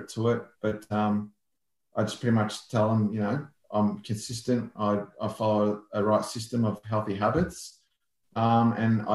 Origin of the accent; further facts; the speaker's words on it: Melbourne, Victoria, Australia; I'm from Melbourne, born and bred.